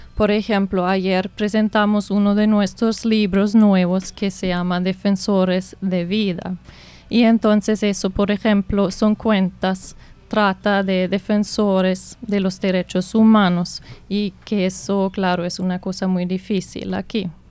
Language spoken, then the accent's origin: Spanish; Germany; Spanish is a second language; moved away as an adult; also born or lived in United States; now in Colombia; soy de Alemania